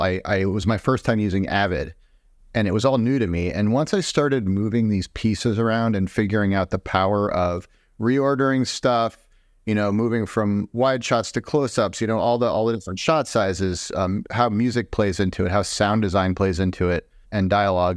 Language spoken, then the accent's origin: English; Boston, Massachusetts, United States; moved away as an adult; also born or lived in Madison, Wisconsin; where I grew up in the Boston area